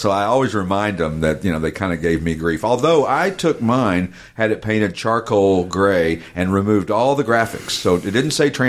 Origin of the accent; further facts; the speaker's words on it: Knoxville, Tennessee, United States; Hey, listen, I grew up in East Tennessee in Knoxville.